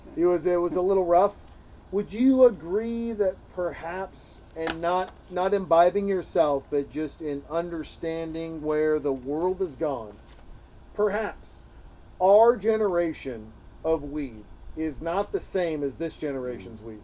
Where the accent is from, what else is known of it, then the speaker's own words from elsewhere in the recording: Montana, United States; moved away; a guy from Montana, as I'm from Montana